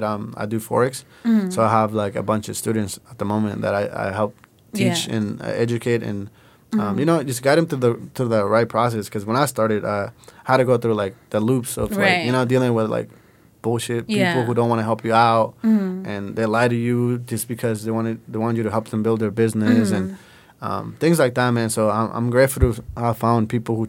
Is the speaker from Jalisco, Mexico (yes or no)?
yes; Puerto Vallarta, Jalisco, Mexico; now in United States; I was born in Puerto Vallarta.